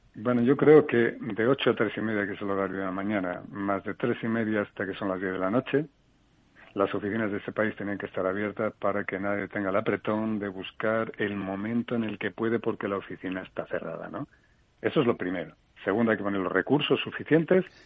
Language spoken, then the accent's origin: Spanish; Asturias, Spain; moved away; mi tierra Asturias